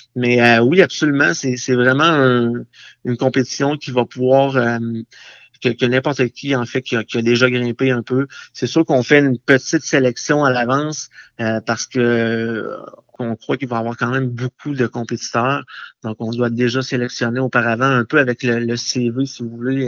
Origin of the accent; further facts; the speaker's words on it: Pont-Rouge, Quebec, Canada; je suis natif de Pont-Rouge